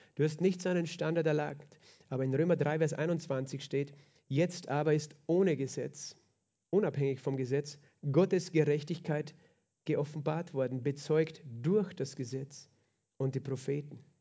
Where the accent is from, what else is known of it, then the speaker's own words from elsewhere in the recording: Lower Austria, Austria; bei uns in Niederösterreich